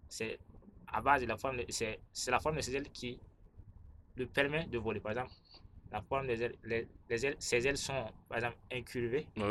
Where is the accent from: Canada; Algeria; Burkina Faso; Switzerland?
Burkina Faso; Je suis burkinabé